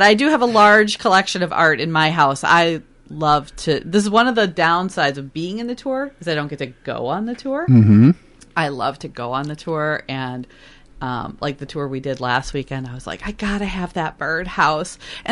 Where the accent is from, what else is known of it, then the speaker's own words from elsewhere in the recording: Richfield, Minnesota, United States; I grew up in Richfield, which is, you know, first ring suburb of Minneapolis